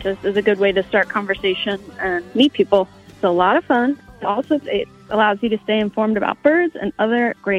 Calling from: Philadelphia, Pennsylvania, United States; I'm calling from Philadelphia, Pennsylvania.

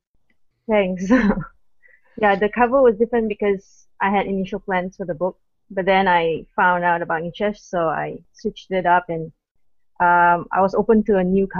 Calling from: Malaysia; I'm from Malaysia. It's 7:14 a.m. right now.

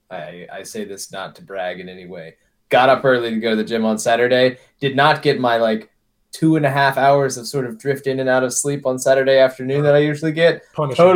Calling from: Stuart, Florida, United States; I come to you guys from Stuart, Florida.

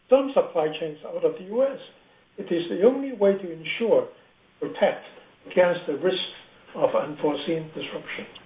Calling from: Hong Kong; I'm actually calling from Hong Kong, not from the West Coast.

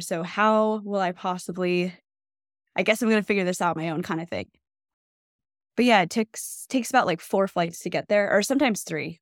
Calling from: New Jersey, United States; I'm calling from New Jersey

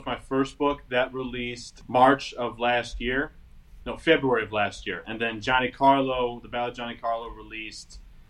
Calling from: Michigan, United States

